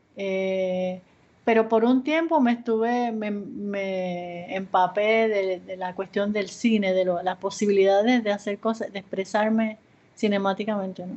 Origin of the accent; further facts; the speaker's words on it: Puerto Rico; moved away as an adult; also born or lived in Ponce, Puerto Rico / Yauco, Puerto Rico / San Juan, Puerto Rico / Los Angeles, United States; Yo nací en Ponce, Puerto Rico